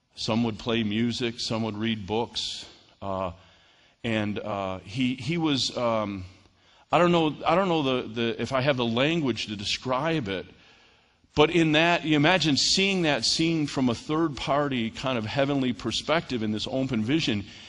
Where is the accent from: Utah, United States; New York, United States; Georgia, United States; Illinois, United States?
New York, United States; moved away; I'm from New York